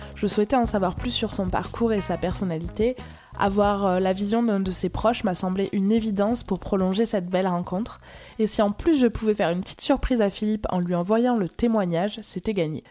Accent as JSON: {"language": "French", "country": "France", "accent": "accent chantant (sing-song accent)"}